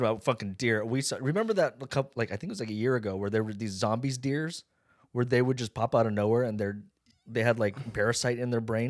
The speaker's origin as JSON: {"language": "English", "town": "Las Vegas", "region": "Nevada", "country": "United States", "tie": "born or raised there", "said": "I grew up in Vegas"}